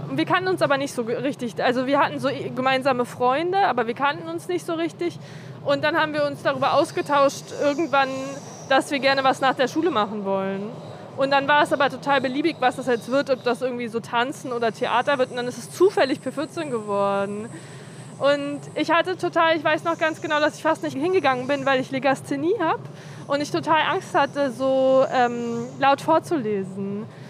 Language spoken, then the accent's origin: German; Berlin, Germany; Ich bin so gependelt zwischen ähm, Amauerpark und Görlitzer Park immer. Aber die meiste Zeit war ich hier